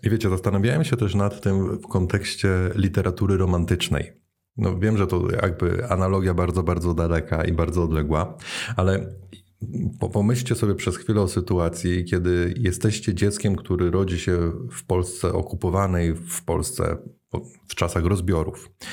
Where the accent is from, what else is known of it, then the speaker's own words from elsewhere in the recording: Poland; moved away as an adult; now in Netherlands; jak przeniosłem się z Polski do Holandii